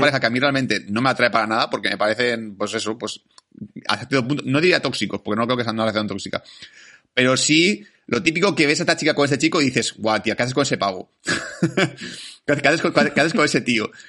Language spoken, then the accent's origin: Spanish; Spain; somos nosotros los españoles